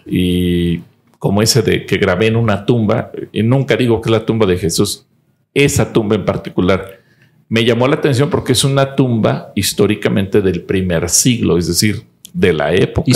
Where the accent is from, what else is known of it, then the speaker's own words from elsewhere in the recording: Mexico; como mexicanos